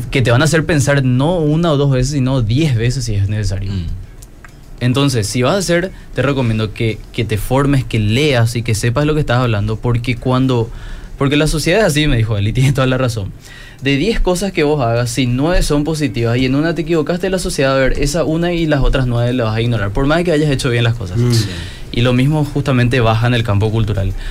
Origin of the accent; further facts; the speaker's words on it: Paraguay; hablo a un público que no solamente es de Paraguay, sino también de otros países. Tengo que neutralizar mi acento.